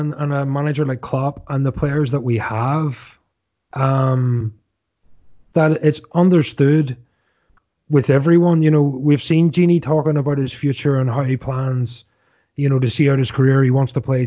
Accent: Scotland, United Kingdom; as a Scotsman

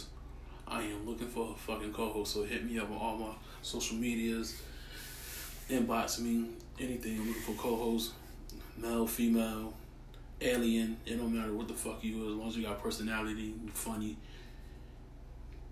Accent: Hartford, Connecticut, United States; I'm from Hartford, Connecticut

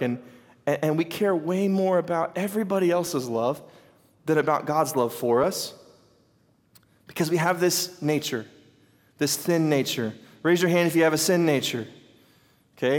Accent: United States; I'm from Carter County, we call them four wheelers

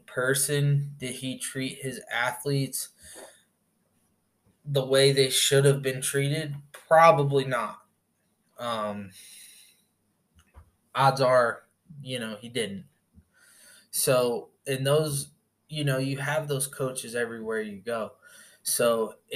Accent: Indiana, United States; moved away; I'm from back in the States, I'm from Indiana

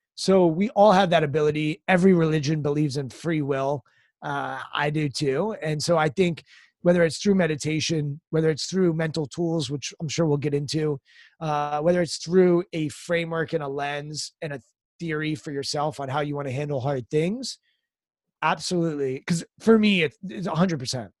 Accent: United States; I was raised outside Washington, D C

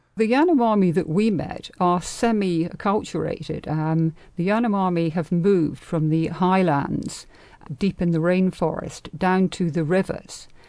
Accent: England, United Kingdom; now in United States

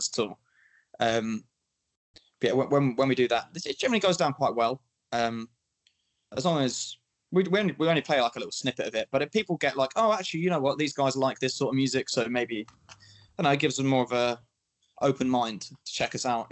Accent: Milton Keynes, South East England, United Kingdom; from Milton Keynes, the scene there is predominantly metal bands.

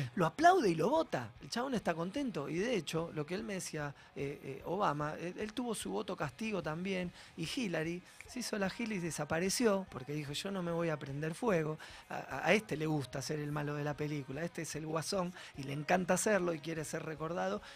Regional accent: Argentina; somos todos muy argentinos

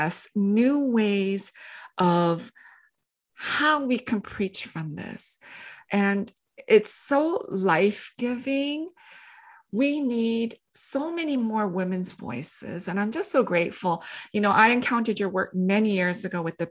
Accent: Canada; I had to learn French when I grew up in Canada.

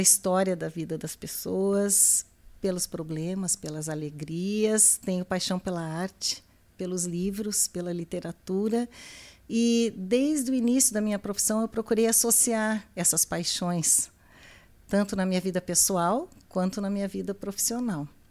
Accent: Lages, Santa Catarina, Brazil; eu nasci em Santa Catarina, em Lages

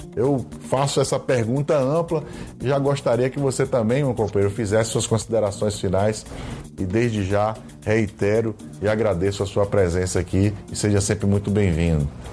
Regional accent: Brazil; como brasileiras e brasileiros

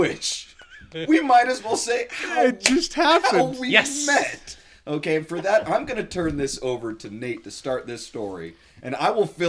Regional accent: Southern California, United States; now in Delta, Utah, United States; And Eric and I grew up together in Southern California. I'm originally from Southern California.

